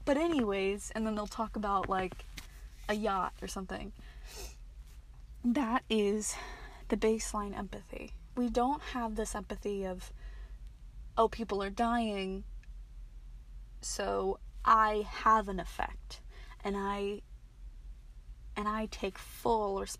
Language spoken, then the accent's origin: English; Maryland, United States; I'm from Maryland